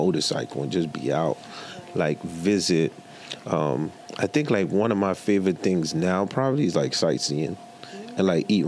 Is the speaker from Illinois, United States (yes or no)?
no; New York City, New York, United States; also born or lived in Haiti; coming from Haiti at 10 years old, I grew up in Marlboro Hope Projects, Coney Island